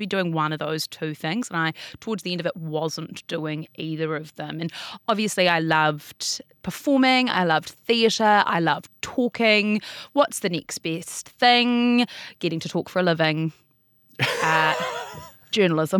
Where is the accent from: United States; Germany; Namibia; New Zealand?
New Zealand; Auckland; now in Wellington, New Zealand; I was born in Auckland. Uh-huh. I grew up in Auckland.